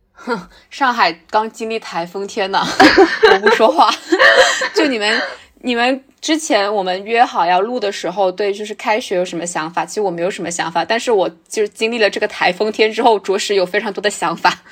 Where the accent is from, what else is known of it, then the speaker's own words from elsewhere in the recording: Guangxi, China; also born or lived in Beijing; now in Shanghai, China; 我的家乡是在广西嘛，就非常难，就我基本上感受不到春天跟秋天那种